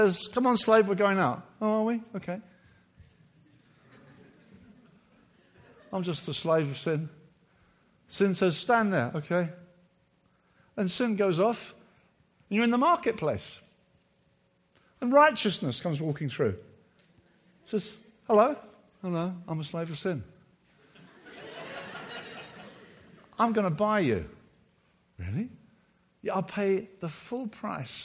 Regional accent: Brighton, South East England, United Kingdom; my hometown of Brighton

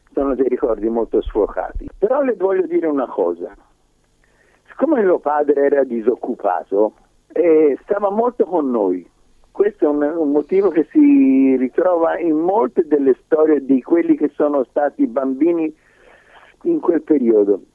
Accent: Livorno, Tuscany, Italy; now in Israel; io sono nato a Livorno nel lontano 1936

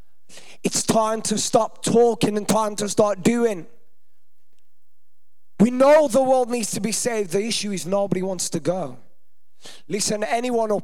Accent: Birmingham, West Midlands, United Kingdom; Hopefully you can't tell I'm from there by my accent

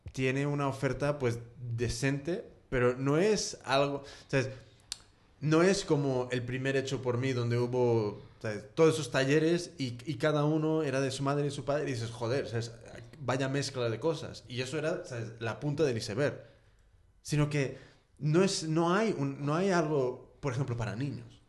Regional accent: United States; now in Spain; yo soy de Estados Unidos, entonces siempre contrasto con cómo son las cosas ahí

